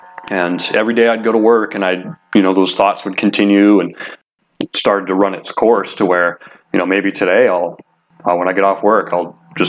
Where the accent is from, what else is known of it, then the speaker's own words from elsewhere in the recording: Ohio, United States; also born or lived in Washington; I was born in Washington, but my family, my stepdad at the time, he was from Ohio, and so when my mom married my stepdad, I was like 8 months, 9 months old at the time, and after they got married, we ended up moving to Ohio.